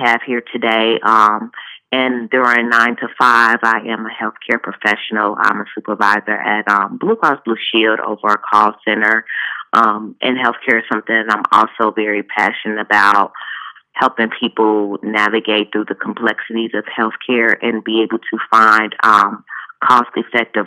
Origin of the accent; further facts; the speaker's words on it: Chicago, Illinois, United States; growing up in Chicago was quite challenging